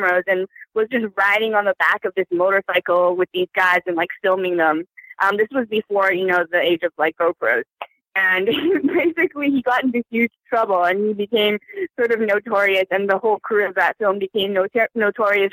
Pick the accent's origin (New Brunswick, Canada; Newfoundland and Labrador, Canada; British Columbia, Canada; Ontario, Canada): British Columbia, Canada; Vancouver; also born or lived in China; when I was growing up in Vancouver, Canada, my parents, who were new immigrants